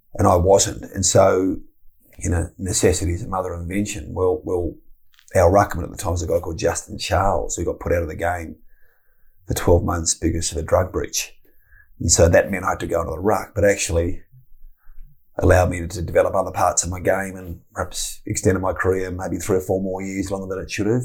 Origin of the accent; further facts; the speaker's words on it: Tasmania, Australia; moved away; I grew up in Tasmania and I had a very, very rich upbringing